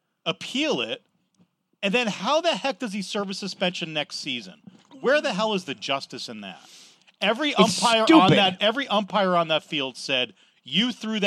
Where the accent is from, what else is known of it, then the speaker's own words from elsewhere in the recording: New Jersey, United States; I'm from Jersey, man. Exit 7A on the Turnpike.